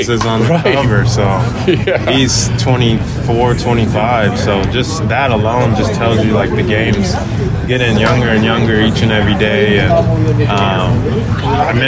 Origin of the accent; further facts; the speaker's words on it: Texas, United States; growing up in Texas